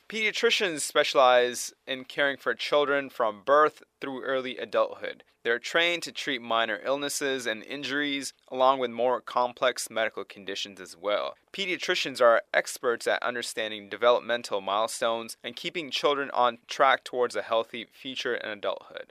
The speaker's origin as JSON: {"language": "English", "town": "Toronto", "region": "Ontario", "country": "Canada", "also_born_or_lived": "Tennessee", "moved": "yes", "said": "Originally from Toronto, Canada"}